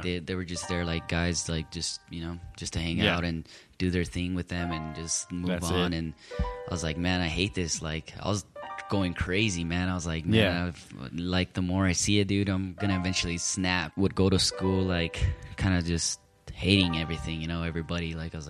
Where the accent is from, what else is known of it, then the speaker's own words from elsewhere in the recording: Compton, California, United States; So, you know, obviously, that's why I say I'm from Compton.